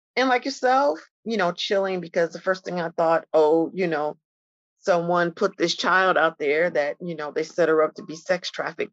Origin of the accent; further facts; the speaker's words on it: Chicago, Illinois, United States; I'm a Chicagoan